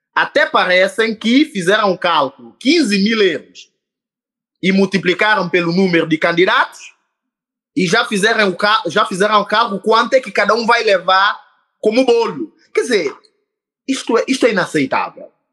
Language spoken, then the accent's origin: Portuguese; São Tomé & Príncipe